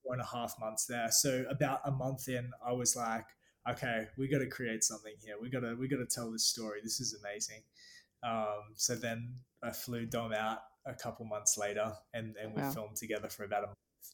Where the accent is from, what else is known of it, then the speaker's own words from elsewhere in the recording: Gold Coast, Queensland, Australia; I'm from the Gold Coast, Australia. It's like a surf town on the east coast of Australia